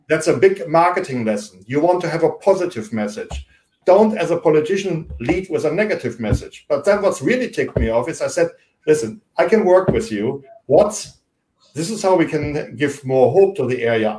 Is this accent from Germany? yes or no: yes; Germany; English is a second language; now in United States; I grew up in Germany